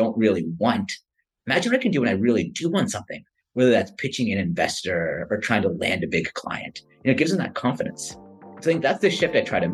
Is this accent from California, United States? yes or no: yes; Silicon Valley Bay Area, California, United States; also born or lived in India; I was born and raised in the Silicon Valley Bay Area